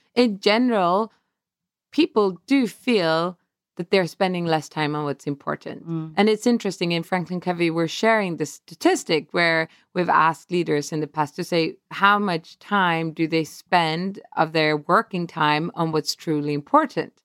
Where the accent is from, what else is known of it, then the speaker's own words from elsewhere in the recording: Stockholm, Stockholm County, Sweden; moved away as an adult; now in Atlanta, United States; my hometown, our hometown, Stockholm.